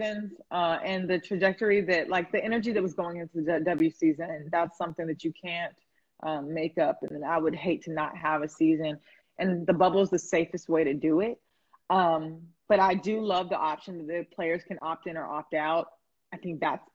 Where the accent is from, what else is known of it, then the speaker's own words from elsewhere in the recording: the South, United States; I'm from the South